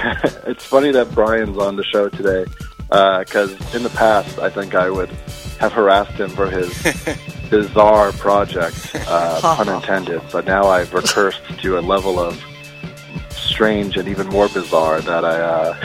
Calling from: Brooklyn, New York, United States; I'm located in Brooklyn.

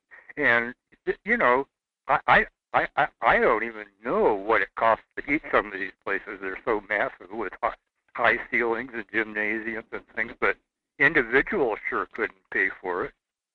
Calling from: Seward, Alaska, United States; I'm calling you from Seward.

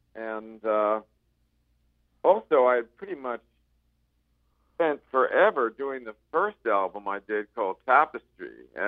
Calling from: Palm Desert, California, United States; Palm Desert, California.

